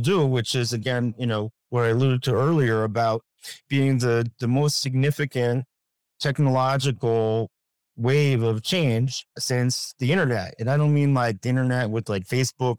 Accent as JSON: {"language": "English", "country": "United States", "said": "I'm an American"}